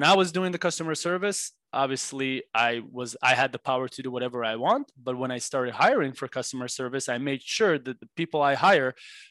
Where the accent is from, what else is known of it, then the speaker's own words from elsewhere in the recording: Israel; moved away as an adult; now in Los Angeles, United States; growing up in Israel